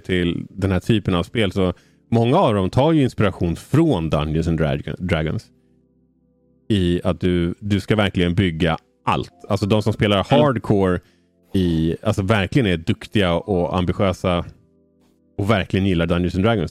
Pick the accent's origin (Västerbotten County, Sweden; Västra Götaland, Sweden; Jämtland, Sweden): Västerbotten County, Sweden; Umeå; jag är ju född i Umeå